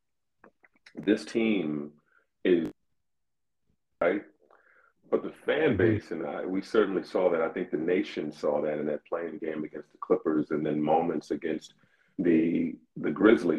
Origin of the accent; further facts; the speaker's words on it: Indianapolis, Indiana, United States; also born or lived in Brooklyn; now in Minneapolis, United States; I grew up in Indianapolis